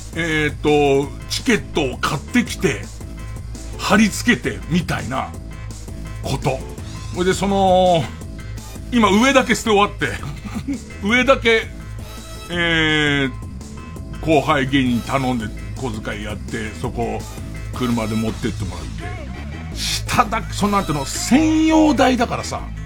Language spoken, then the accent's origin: Japanese; Edokko, Tokyo, Japan; 江戸っ子としては